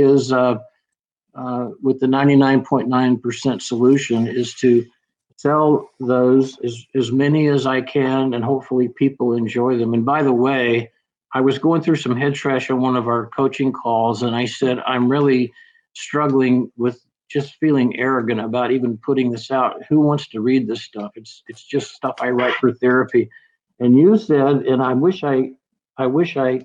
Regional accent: Alabama, United States; I was an Alabama boy here

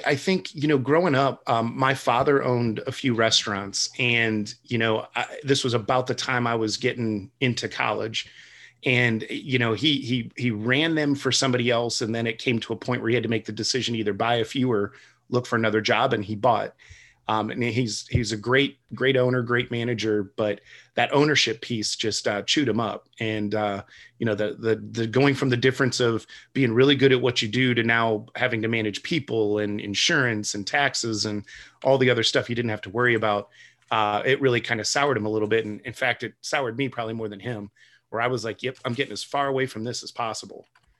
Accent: Toledo, Ohio, United States; I prescribe to the relocation and transplant model, where I came from Toledo, Ohio. So a little bit further southeast and a little bit warmer.

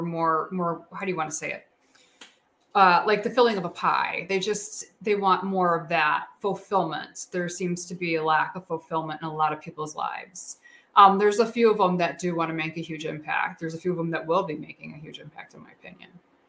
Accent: Chicago, Illinois, United States; I'm from Chicago

